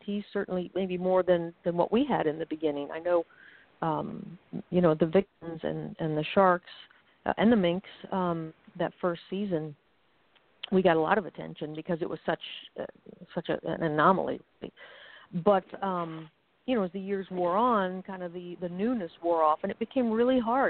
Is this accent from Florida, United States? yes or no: yes; Florida, United States; moved away as an adult; now in New York City, United States; I grew up in Florida